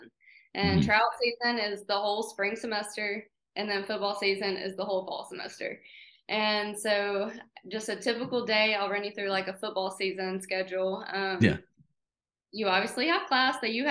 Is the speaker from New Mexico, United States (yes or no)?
no; McCalla, Alabama, United States; we live in McCalla. We're both from McCalla.